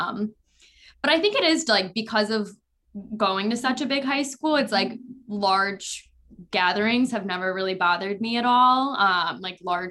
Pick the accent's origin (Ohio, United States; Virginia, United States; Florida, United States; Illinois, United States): Illinois, United States; a suburb of Chicago; now in New York City, United States; I grew up in a suburb of Chicago. So it's on like the west side